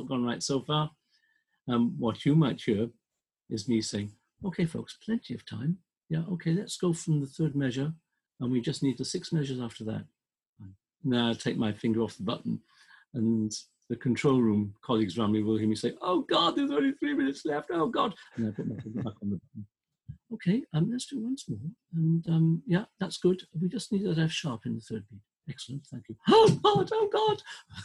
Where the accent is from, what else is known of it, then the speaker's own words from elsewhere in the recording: Welsh, Wales, United Kingdom; I'm Welsh